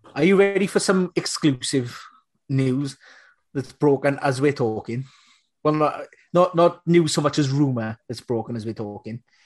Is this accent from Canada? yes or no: no; Munster, Ireland; I'm, I'm from Munster